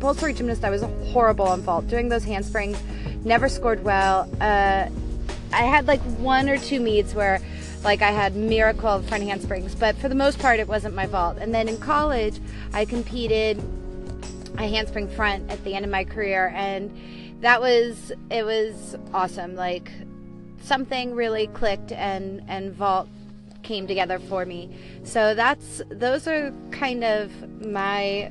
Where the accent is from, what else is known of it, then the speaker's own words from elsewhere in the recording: Los Angeles, California, United States; moved away as an adult; also born or lived in Davis, California; now in New York City, United States; I grew up in Los Angeles, California